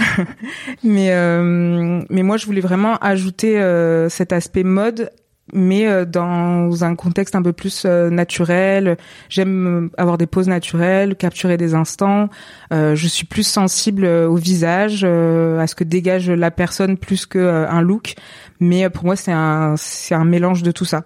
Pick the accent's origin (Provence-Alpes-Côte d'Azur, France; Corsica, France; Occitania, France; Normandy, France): Occitania, France; Montpellier; moved away as an adult; now in Marseille, France; j'ai jamais quitté Montpellier. Euh, et en fait, il était temps de quitter quand même ma ville natale